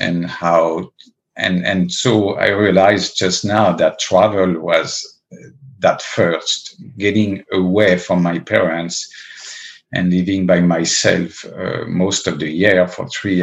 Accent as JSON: {"language": "English", "town": "Paris", "region": "Île-de-France", "country": "France", "tie": "born or raised there", "also_born_or_lived": "the Alps", "said": "I was originally born and raised in Paris"}